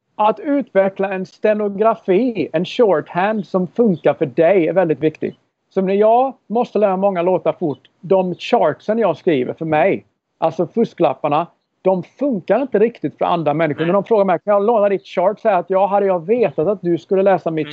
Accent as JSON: {"language": "Swedish", "town": "Karlskrona", "region": "Blekinge", "country": "Sweden", "tie": "born or raised there", "also_born_or_lived": "Minneapolis / Nashville", "moved": "as an adult", "said": "när jag växte upp i Karlskrona."}